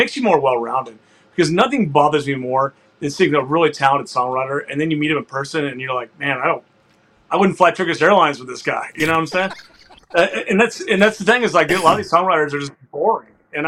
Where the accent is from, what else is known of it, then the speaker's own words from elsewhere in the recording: Houston, Texas, United States; I was born and raised in Houston, but when I had chili, there was beans in it.